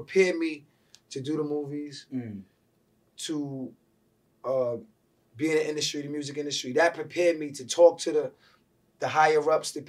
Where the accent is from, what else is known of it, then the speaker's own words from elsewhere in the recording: New York City, New York, United States; also born or lived in Brooklyn, New York; coming from Southside Jamaica, Queens, originally born in Brooklyn, coming to Queens in the 80s